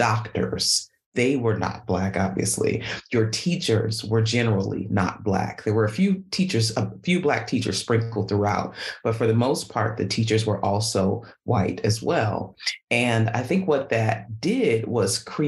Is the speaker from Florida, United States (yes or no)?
no; Milwaukee, Wisconsin, United States; I was born and raised in Milwaukee, Wisconsin